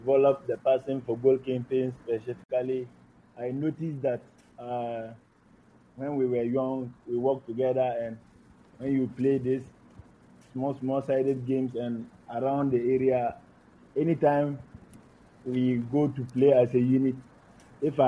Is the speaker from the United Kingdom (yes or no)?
no; Savannah Region, Ghana; I grew up in Savannah region, and I had most of my educational system